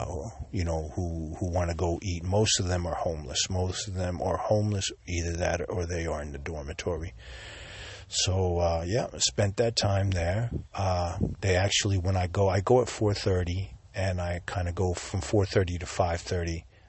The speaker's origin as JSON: {"language": "English", "region": "Sicily", "country": "Italy", "tie": "born or raised there", "said": "I was born here in Sicily, and I was baptized as a Catholic."}